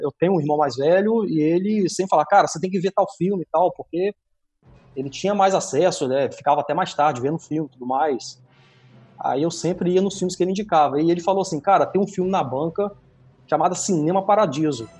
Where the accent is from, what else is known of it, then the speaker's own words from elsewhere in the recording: Brazil; eu sou de Talva